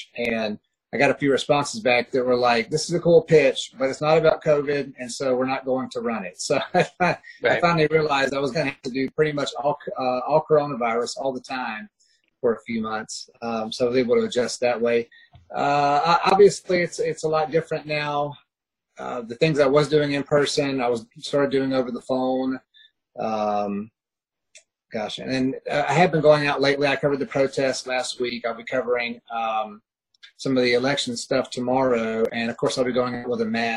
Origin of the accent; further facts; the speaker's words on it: Douglasville, Georgia, United States; also born or lived in Columbus, Georgia / Fresno, California / Smyrna, Georgia; I'm a Georgia native, born in Columbus, Georgia. I was raised in Douglasville, kind of on the outskirts of Atlanta.